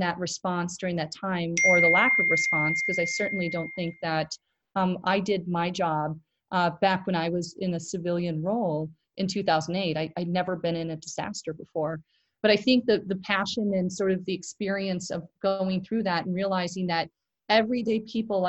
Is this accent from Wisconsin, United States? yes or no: yes; Milwaukee, Wisconsin, United States; moved away; my hometown is Milwaukee, Wisconsin. I lived in the Midwest my entire life.